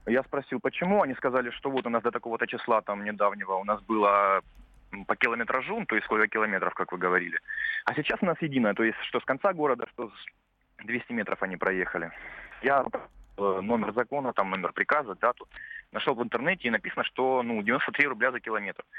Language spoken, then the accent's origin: Russian; Rostov-on-Don, Rostov Oblast, Russia; Я из Ростова-на-Дону.